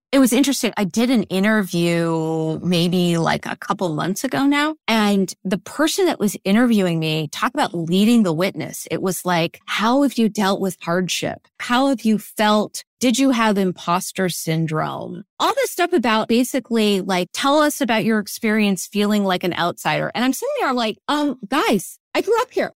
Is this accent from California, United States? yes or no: yes; Silicon Valley, California, United States; today in my hometown, you have a multi-trillion dollar company that has preserved the orchards